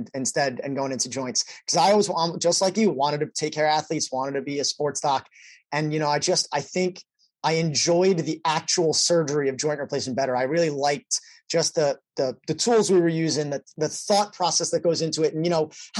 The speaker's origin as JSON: {"language": "English", "region": "New York", "country": "United States", "also_born_or_lived": "Philadelphia", "said": "I'm from New York"}